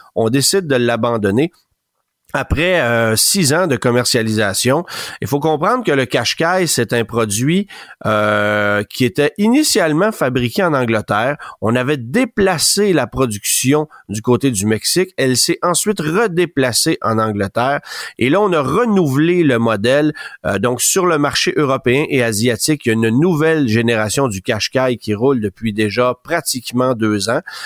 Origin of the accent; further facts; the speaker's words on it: Canada; chez nous au Canada